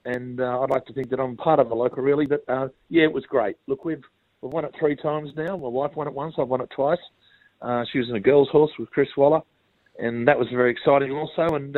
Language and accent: English; Strathfield, New South Wales, Australia; also born or lived in Wagga Wagga; I grew up in Strathfield. Went to school there for 9 years.